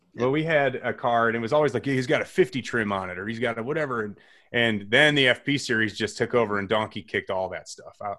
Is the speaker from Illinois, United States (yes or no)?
yes; Chicago, Illinois, United States; growing up in the Chicagoland area.